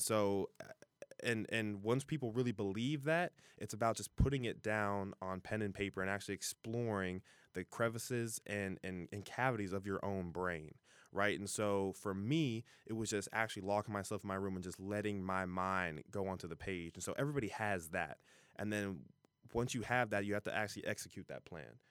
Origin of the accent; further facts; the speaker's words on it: Fairfield, Ohio, United States; I'm from Fairfield, Ohio. You know, I claim Cincinnati, but, you know, from the suburbs of Fairfield